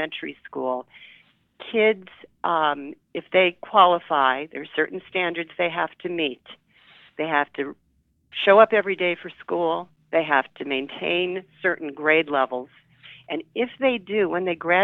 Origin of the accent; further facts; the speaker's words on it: Cleveland, Ohio, United States; also born or lived in New York City; I was born in Cleveland